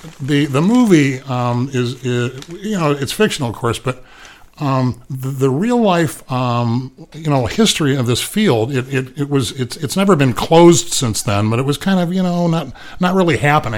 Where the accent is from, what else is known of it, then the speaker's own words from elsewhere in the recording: Indiana, United States; moved away; people that didn't grow up in a small town as I did. I grew up in Indiana, a long, long, long way away from here.